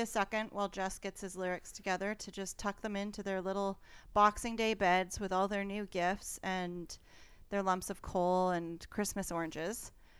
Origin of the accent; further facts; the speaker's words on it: Alberta, Canada; I'm from Alberta and I've never heard of that.